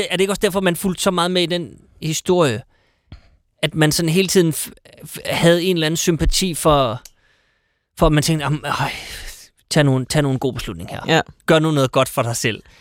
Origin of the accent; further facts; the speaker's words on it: North Jutland, North Denmark Region, Denmark; moved away; Jeg er fra Nordjylland.